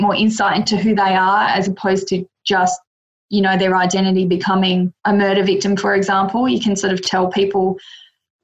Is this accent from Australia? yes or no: yes; Adelaide, South Australia, Australia; also born or lived in Mildura, Victoria / Melbourne, Victoria; now in Queensland, Australia; moved back to Adelaide, which is my hometown originally